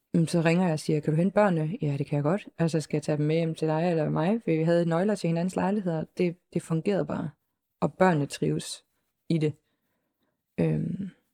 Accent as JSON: {"language": "Danish", "region": "Southern Denmark", "country": "Denmark", "tie": "born or raised there", "moved": "yes", "said": "jeg er, øh, længere nede fra, øh, i sydpå"}